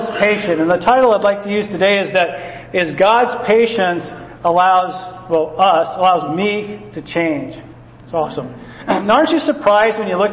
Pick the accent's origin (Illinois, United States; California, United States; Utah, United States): California, United States; San Diego; moved away as an adult; also born or lived in Frankfurt, Germany; I came from San Diego. We had the Padres